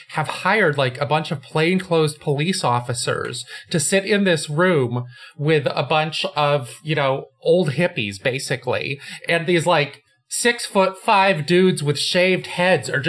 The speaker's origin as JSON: {"language": "English", "region": "West Coast", "country": "United States", "tie": "born or raised there", "said": "Like I grew up on the West Coast, the Pac-10"}